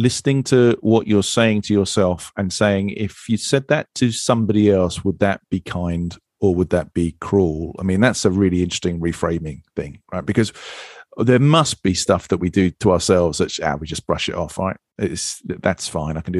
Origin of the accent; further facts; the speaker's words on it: United Kingdom; I'm British.